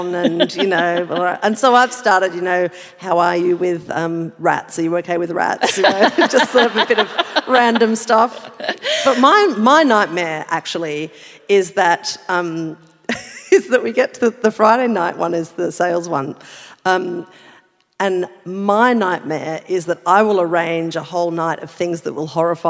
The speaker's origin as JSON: {"language": "English", "region": "Adelaide / rural South Australia", "country": "Australia", "moved": "yes", "lives_now": "Sydney, Australia", "said": "I'm from Adelaide, right? Like I'm from a rural pocket in South Australia"}